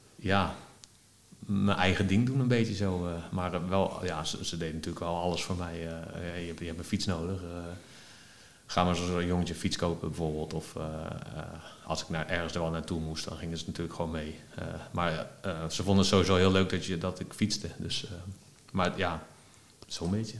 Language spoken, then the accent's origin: Dutch; Netherlands; als Nederlander